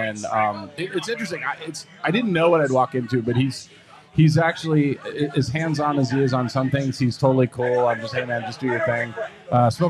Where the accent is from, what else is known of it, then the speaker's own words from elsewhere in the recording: Wisconsin, United States; I'm from Wisconsin